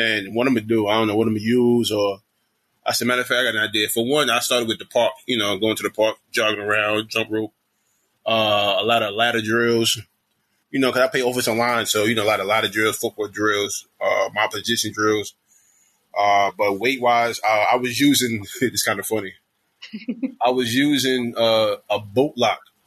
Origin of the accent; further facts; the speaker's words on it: Jersey City, New Jersey, United States; I was born and raised in Jersey City, New Jersey.